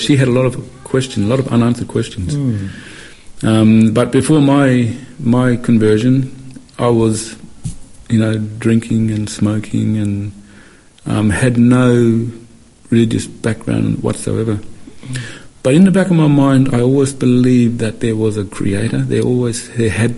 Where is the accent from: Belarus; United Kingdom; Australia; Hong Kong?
Australia; Western Australia; I grew up in Western Australia.